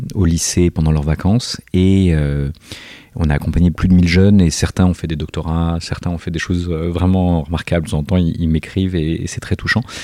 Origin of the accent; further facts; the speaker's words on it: Corsica, France; je suis corse